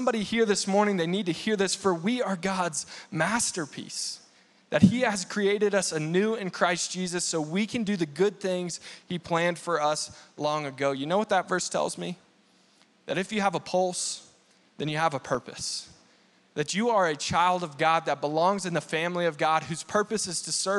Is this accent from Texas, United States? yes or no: yes; Texas, United States; now in Colorado Springs, United States; when I was growing up in Texas